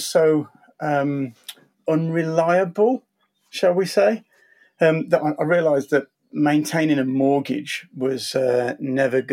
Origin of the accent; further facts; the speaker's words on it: Wednesbury, West Midlands, United Kingdom; moved away; I was brought up next to the canals in the Black Country. I was brought up in Wensbury, which is near West Bromwich